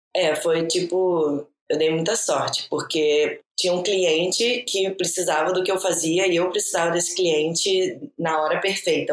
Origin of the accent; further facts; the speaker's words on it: Brazil; moved away; a gente, como Brazuca